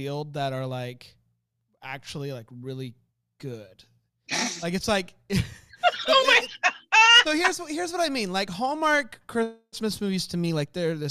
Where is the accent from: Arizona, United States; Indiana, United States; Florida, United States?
Florida, United States; moved away; I'm from Florida originally